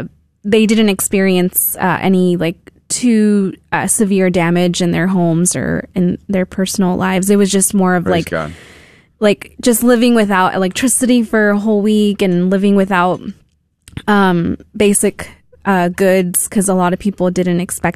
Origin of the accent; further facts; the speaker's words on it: Houston, Texas, United States; moved away as an adult; also born or lived in Washington, D.C.; I actually was living in D.C. at the time, but I was born and raised in Houston.